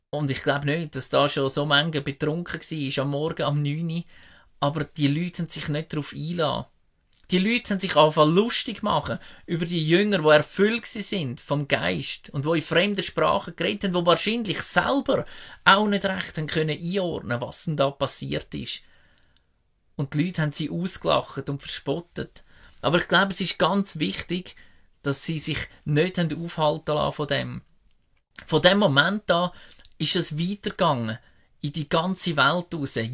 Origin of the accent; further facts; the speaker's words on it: Switzerland; Und wir haben das ja noch gut als Schweizer. Viele Schweizer sind irgendwo im Ausland unterwegs und am Reisen.